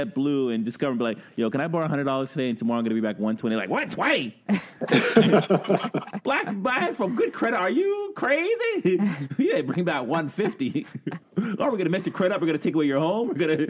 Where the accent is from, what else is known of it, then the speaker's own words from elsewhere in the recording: Brooklyn, New York, United States; now in Ottawa, Canada; I've been here 20 plus years. I'm from Brooklyn.